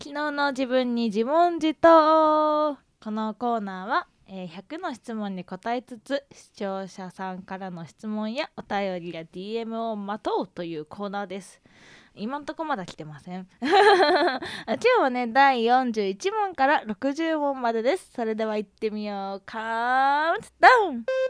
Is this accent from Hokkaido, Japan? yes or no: yes; Hokkaido, Japan; 私の地元北海道